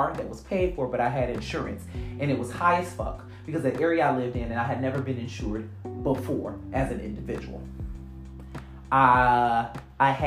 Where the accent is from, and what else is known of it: Michigan, United States